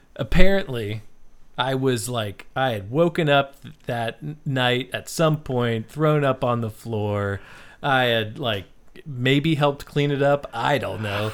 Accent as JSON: {"language": "English", "region": "West Virginia", "country": "United States", "tie": "born or raised there", "said": "I grew up in West Virginia, which was really, the part of West Virginia that was really close to D C"}